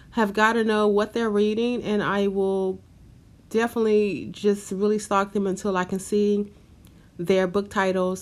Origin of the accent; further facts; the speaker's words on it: Memphis, Tennessee, United States; moved away as an adult; now in New York City, United States; I am from Memphis, Tennessee, and I have great love for my city.